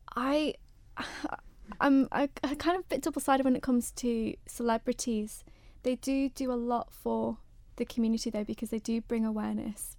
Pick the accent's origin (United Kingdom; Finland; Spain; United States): United Kingdom; I'm a British girl